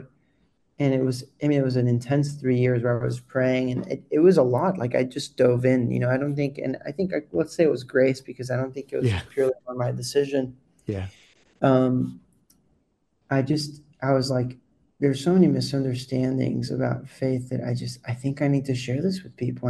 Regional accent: Colombia; born and raised in Colombia

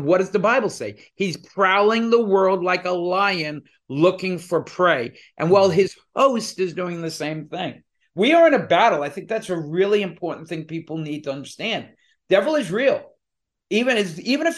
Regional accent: New Jersey, United States; also born or lived in Brooklyn, New York; We're two guys from New Jersey

